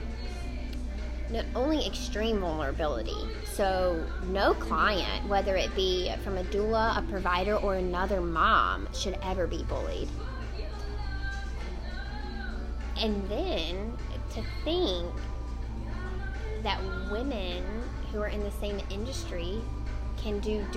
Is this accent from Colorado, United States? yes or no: no; Mississippi, United States; moved away; I'm from Mississippi, and so a lot of my friends are down south